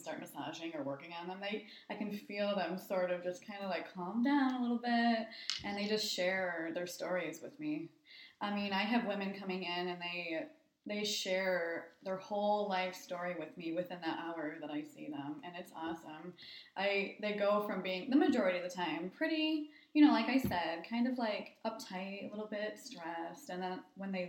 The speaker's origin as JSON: {"language": "English", "town": "Linwood", "region": "Michigan", "country": "United States", "tie": "born or raised there", "also_born_or_lived": "East Lansing, Michigan / Ann Arbor, Michigan", "lives_now": "Bay City, United States", "said": "I grew up in Linwood."}